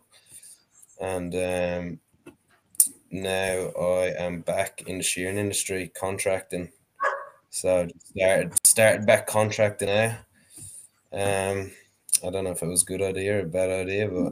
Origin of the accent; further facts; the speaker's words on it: Gorey, County Wexford, Ireland; moved away as an adult; now in Australia; I grew up in Gorey, County Wexford in Ireland